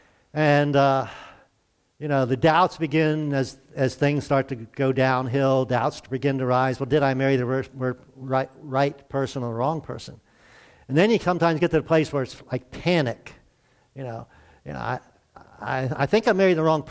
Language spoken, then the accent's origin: English; Glen Burnie, Maryland, United States; moved away as an adult; also born or lived in North Carolina; I'm from Glen Burnie. It's near Baltimore. So I consider myself a city kid.